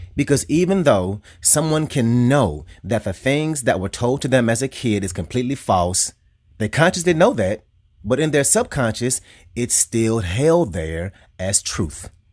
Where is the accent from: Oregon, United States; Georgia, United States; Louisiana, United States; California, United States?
Louisiana, United States; I'm from Louisiana